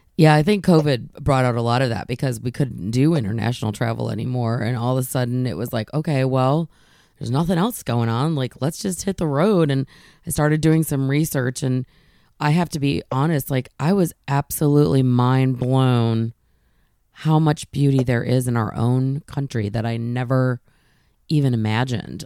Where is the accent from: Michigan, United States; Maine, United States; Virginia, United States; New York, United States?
Michigan, United States; moved away; I grew up in Michigan